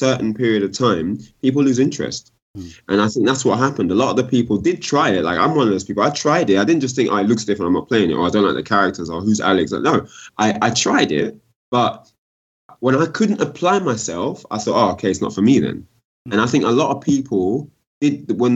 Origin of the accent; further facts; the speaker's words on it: London, United Kingdom; I'm from South London